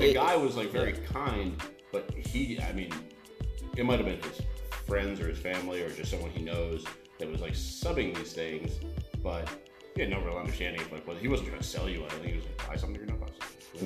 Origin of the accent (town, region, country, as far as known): United States